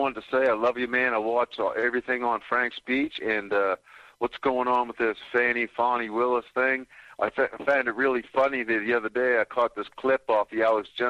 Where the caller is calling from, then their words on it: Nova Scotia, Canada; I'm calling from Nova Scotia, Canada.